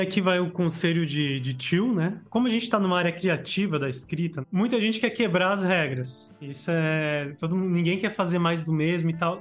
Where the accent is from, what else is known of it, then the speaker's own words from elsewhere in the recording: Blumenau, Santa Catarina, Brazil; eu sou de Santa Catarina